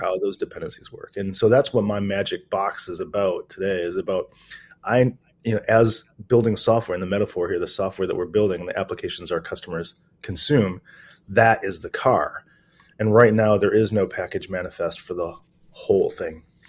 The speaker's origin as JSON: {"language": "English", "town": "Detroit", "region": "Michigan", "country": "United States", "also_born_or_lived": "New Zealand", "moved": "as an adult", "lives_now": "Australia", "said": "I'm originally from Detroit, Michigan"}